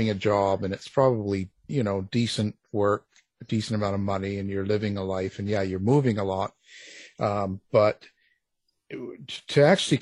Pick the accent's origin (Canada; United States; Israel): Canada; I'm Canadian